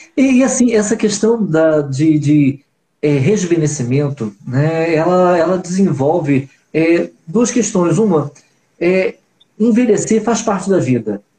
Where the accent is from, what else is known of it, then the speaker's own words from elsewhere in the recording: Rio de Janeiro, Brazil; nós somos cariocas pouco típicos, né? Somos cariocas pontuais